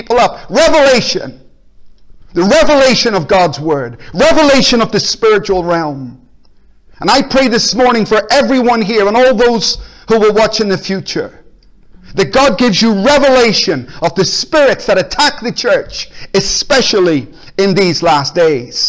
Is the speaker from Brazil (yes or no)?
no; Belfast, Northern Ireland, United Kingdom; now in Glasgow, United Kingdom; I grew up in Belfast